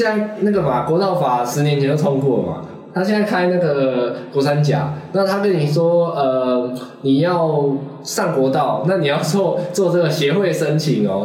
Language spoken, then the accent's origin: Chinese; Taiwan; 就是海洋存在我们台湾的 DNA 啊。